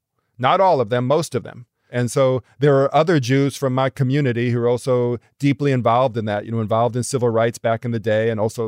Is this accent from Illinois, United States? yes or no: yes; Chicago, Illinois, United States; I think of my identity that I'm Jewish, that I'm white. I'm also a South Sider. Like, I'm from the South Side of Chicago.